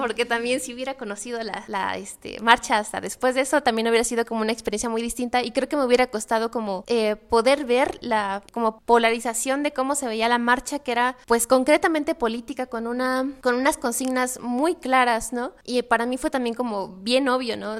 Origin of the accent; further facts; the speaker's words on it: Tlaxcala, Mexico; moved away as an adult; now in Puebla, Mexico; yo soy de Tlaxcala y yo llego a Puebla en el 2008, creo justamente para estudiar la universidad